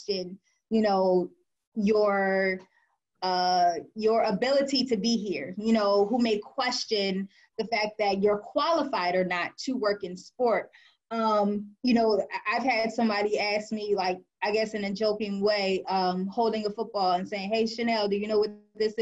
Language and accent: English; Delaware, United States; moved away as an adult; now in Washington, D.C., United States; I was born and raised in the area, born and raised in Delaware